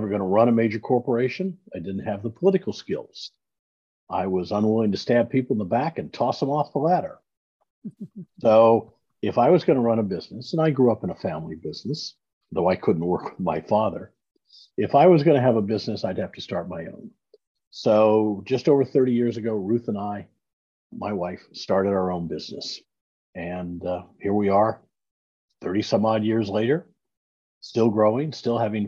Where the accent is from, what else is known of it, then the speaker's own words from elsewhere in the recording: Iowa, United States; moved away as an adult; also born or lived in Kansas City; now in Dallas, United States; I'm a Midwestern boy. I grew up in Iowa.